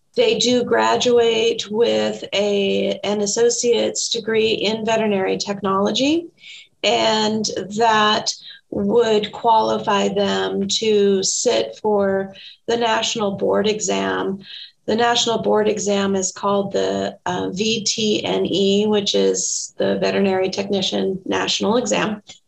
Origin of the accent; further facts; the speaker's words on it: Tacoma, Washington, United States; also born or lived in Bellingham; I am from Tacoma and I went off to Bellingham for my undergraduate degree at Western Washington University. And then my husband and I moved back to Tacoma.